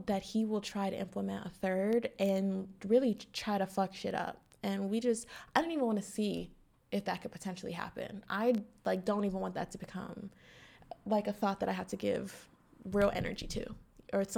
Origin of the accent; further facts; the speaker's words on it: New Castle, Pennsylvania, United States; the current mayor of my hometown, Newcastle, Pennsylvania